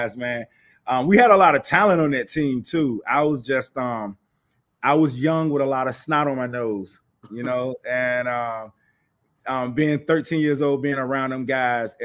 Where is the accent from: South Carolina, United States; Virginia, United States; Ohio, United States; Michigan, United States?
Virginia, United States; Portsmouth; I'm from Portsmouth, Virginia